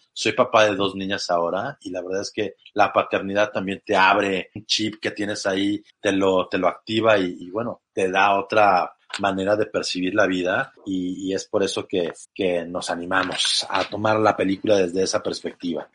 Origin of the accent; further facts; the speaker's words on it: Acapulco, Guerrero, Mexico; moved away; Yo que soy de Acapulco, como bien dices, llego a la ciudad y wow, es muy fuerte